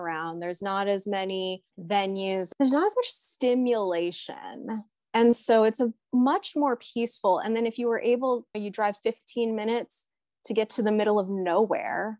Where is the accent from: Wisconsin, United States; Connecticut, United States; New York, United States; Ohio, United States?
New York, United States; New York City; also born or lived in Orange County, California; now in Boise, United States; I'm originally from New York in Brooklyn.